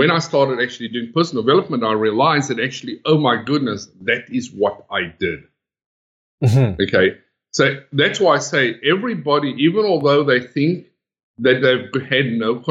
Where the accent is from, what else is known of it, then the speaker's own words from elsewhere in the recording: South Africa; moved away as an adult; now in Sydney, Australia; I'm originally from South Africa.